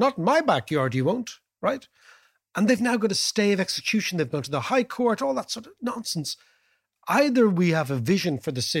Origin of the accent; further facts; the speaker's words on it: Dublin, Leinster, Ireland; the mayor represents, in Dublin, let's say, because we're from Dublin, 1 million people.